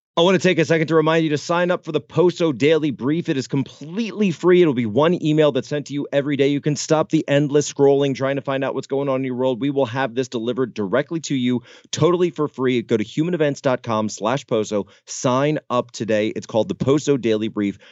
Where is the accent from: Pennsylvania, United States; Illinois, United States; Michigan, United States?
Pennsylvania, United States; Philadelphia; I grew up on the East Coast. right? I'm from the Philadelphia area.